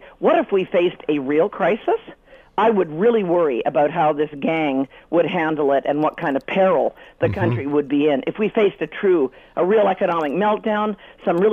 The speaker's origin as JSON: {"language": "English", "country": "Canada", "said": "as a Canadian"}